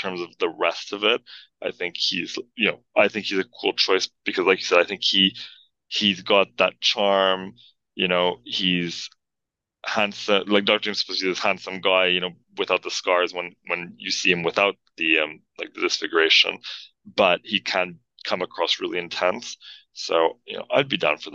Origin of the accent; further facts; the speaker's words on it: Montreal, Quebec, Canada; moved away; also born or lived in London; where I grew up in Montreal, you'd say trio